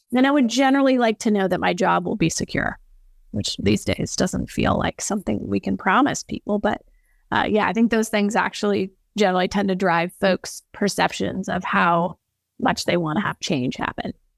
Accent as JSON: {"language": "English", "region": "the West", "country": "United States", "tie": "born or raised there", "said": "raised on a cattle ranch, very tuned into the earth and water, especially 'cause I'm from the West"}